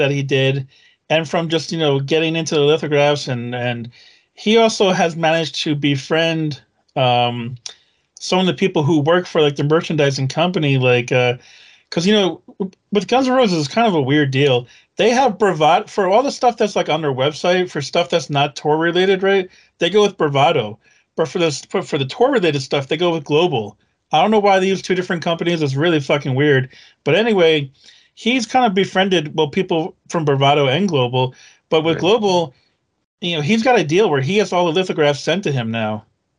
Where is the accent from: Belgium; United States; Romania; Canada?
United States; Long Island, New York; Now, fortunately for me, I had other reasons to go to New York because I'm from Long Island, right?